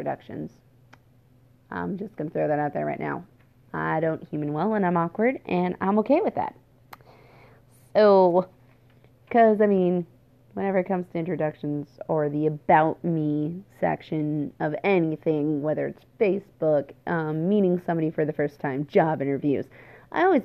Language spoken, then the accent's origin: English; Washington, United States; also born or lived in Oregon / Wisconsin / Alberta, Canada; now in Indiana, United States; I was originally born and raised in Washington State